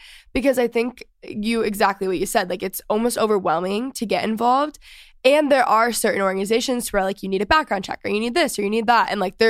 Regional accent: Texas, United States; now in Los Angeles, United States; I'm from Texas.

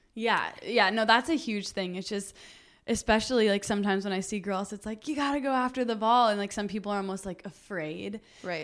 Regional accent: Huntington Beach, California, United States; also born or lived in Costa Mesa, California; I was born in Long Beach, and then my family is from like the Costa Mesa area, so I grew up in Huntington Beach

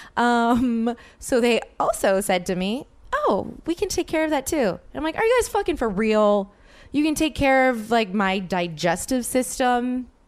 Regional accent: New Orleans, Louisiana, United States; moved away as an adult; now in Los Angeles, United States; New Orleans, my hometown

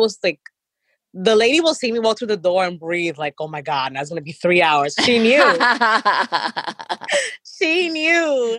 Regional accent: New York City, New York, United States; That was really popular when I was growing up in Jamaica.

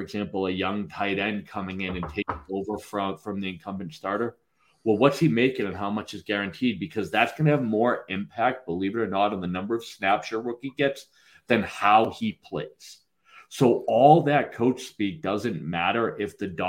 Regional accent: New England, United States; I'm from here, you know that, you can tell from my accent

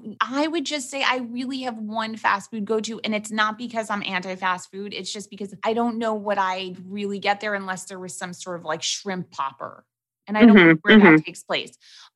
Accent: New York City, New York, United States; Growing up in New York City, we did not have like chain restaurants.

